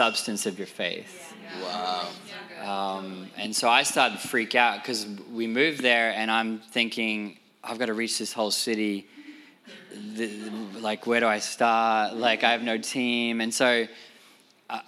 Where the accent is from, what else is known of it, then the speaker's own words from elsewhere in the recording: Sydney, New South Wales, Australia; moved away as an adult; now in New York, United States; we come from Sydney, Australia